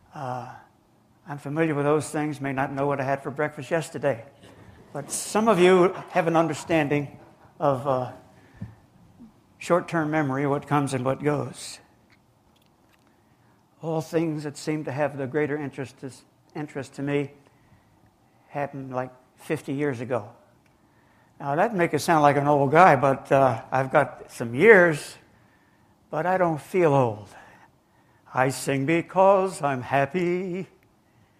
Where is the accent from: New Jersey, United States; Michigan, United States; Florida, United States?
New Jersey, United States; now in Georgia, United States; I was born and raised in New Jersey. And I moved down here to the sunny South in 1954